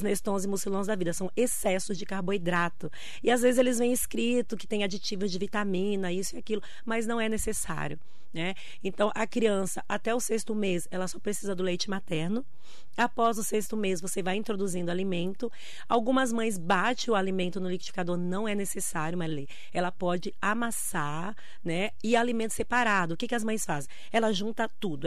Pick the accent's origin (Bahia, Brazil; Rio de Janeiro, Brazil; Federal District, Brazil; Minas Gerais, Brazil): Bahia, Brazil; now in Mogi das Cruzes, Brazil; Nasci na Bahia, no interior